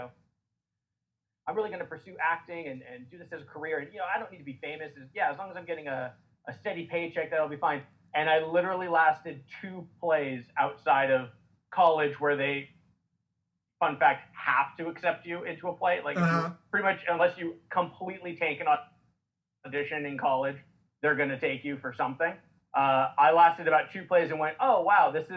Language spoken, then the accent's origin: English; Southern California, United States; Born and raised in Southern California